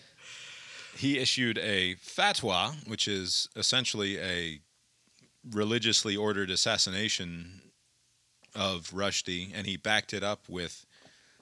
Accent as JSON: {"language": "English", "town": "Montvale", "region": "New Jersey", "country": "United States", "tie": "born or raised there", "said": "I grew up in Montvale, but 20 minutes or so from this place"}